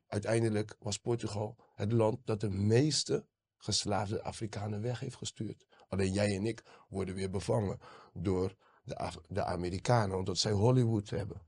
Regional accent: Rotterdam, South Holland, Netherlands; ik ben geboren Rotterdammer

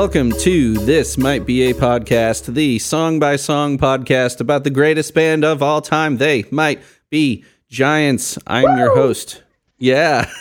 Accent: Chicago, Illinois, United States; moved away as an adult; now in Indiana, United States; I grew up in Chicago, very multicultural city, very diverse.

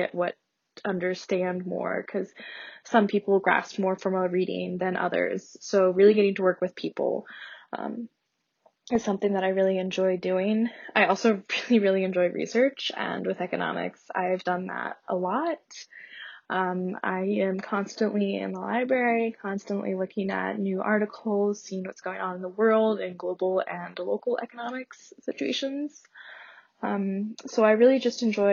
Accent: Northeast Pennsylvania, United States; I'm also from Northeast Pennsylvania

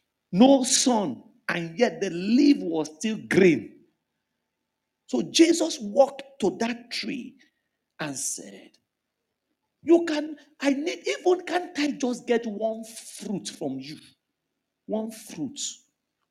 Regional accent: Lagos, Nigeria; moved away as an adult; Ilaje part of Bariga was where I grew up.

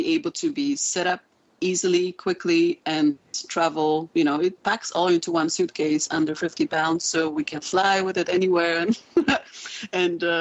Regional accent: Poland; moved away; I'm originally from Poland.

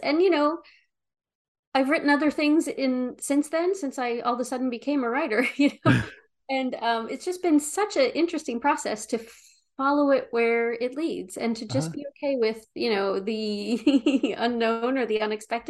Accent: New Jersey, United States; You know, I grew up in South Jersey. You know, I had a mouth like a sailor.

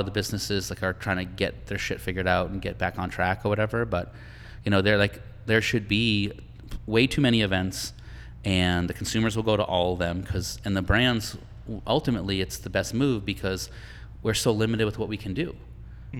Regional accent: Boston, Massachusetts, United States; moved away; I'm from Boston

